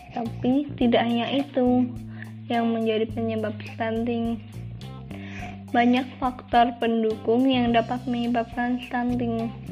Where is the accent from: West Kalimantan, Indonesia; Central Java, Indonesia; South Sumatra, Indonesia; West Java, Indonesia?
Central Java, Indonesia; Kendal; aku berasal dari Kabupaten Kendal